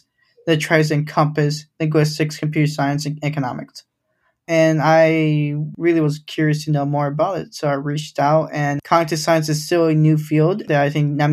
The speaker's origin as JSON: {"language": "English", "town": "Grand Rapids", "region": "Michigan", "country": "United States", "tie": "born or raised there", "also_born_or_lived": "Los Angeles", "first_language": "Spanish", "second_language": "English", "said": "I grew up in Grand Rapids, Michigan"}